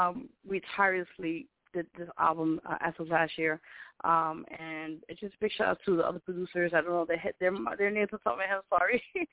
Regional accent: Puerto Rico; now in New York City, United States; Yeah, well, I'm Puerto Rican.

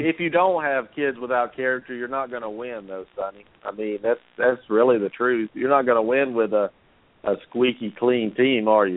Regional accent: the South, United States; I'm from the South

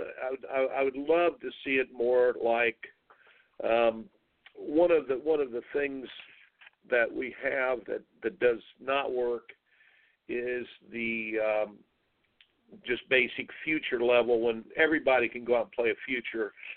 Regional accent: Indiana, United States; I grew up in Indiana

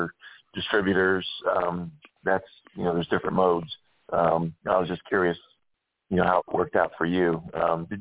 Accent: St. Petersburg, Florida, United States; I'm actually born and raised in St. Petersburg, which is right next to Tampa.

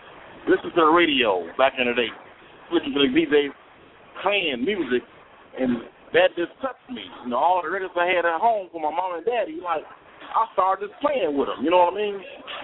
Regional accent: Harvey, Illinois, United States; I'm from Harvey. Harvey World, in a building.

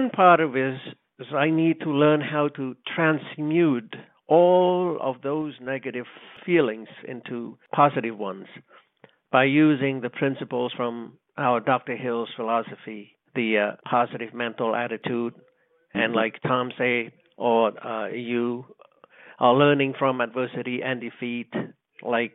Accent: Cambodia; English is a second language; moved away as an adult

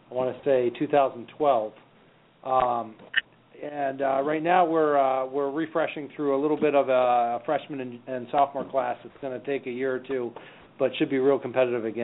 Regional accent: Wisconsin, United States; I came from Wisconsin, where um, where we packed eighteen thousand in for for to watch the Wisconsin Badgers on a regular basis

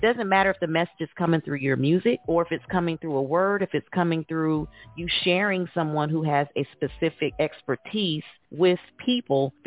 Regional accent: Indiana, United States; now in Atlanta, United States; I'm originally from Indiana, but I reside now in Atlanta

